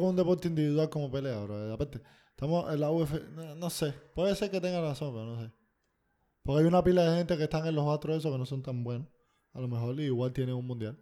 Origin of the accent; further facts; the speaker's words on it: Cuba; soy cubano